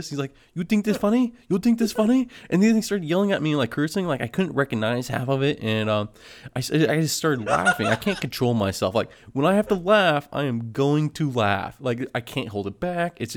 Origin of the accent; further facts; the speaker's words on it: Philippines; know, I'm Filipino. I love I love working with supplies and filling out paperwork.